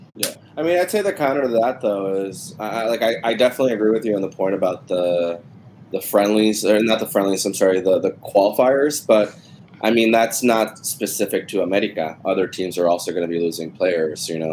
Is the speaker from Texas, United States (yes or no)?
yes; Texas, United States; growing up in Texas